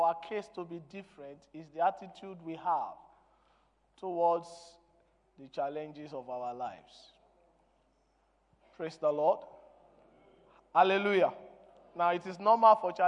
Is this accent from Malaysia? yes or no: no; Nigeria; English is a second language; I am a Nigerian, I'm not an Englishman.